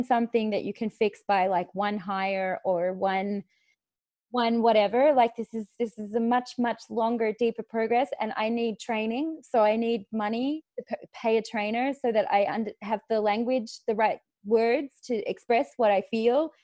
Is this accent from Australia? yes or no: yes; Australia; moved away; I'm Australian. We swear a lot.